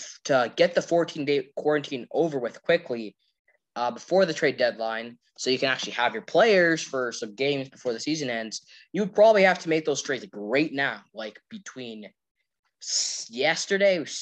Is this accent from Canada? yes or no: yes; Canada; as a Canadian.